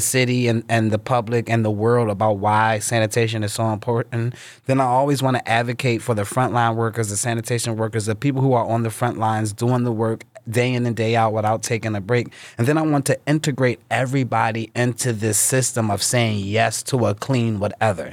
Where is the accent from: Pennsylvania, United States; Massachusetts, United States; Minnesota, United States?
Pennsylvania, United States; Philadelphia; I was born and raised in North Philadelphia by Temple's campus